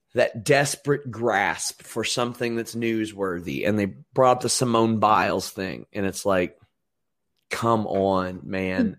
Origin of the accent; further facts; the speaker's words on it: Maysville, Kentucky, United States; my hometown is Maysville, Kentucky, which is just across the river